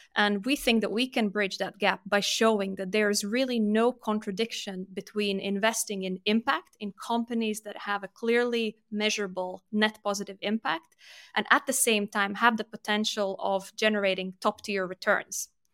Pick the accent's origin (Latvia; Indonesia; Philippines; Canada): Latvia; moved away as an adult; also born or lived in United Kingdom; I'm born and raised in Latvia, but was lucky enough to get a scholarship and study in the U K, so started my career there